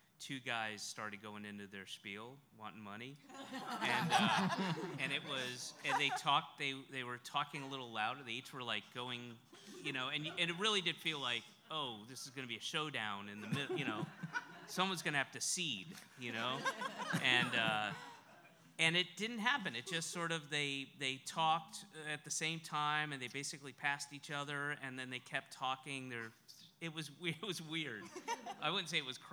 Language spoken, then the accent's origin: English; the South, United States; I'm from the South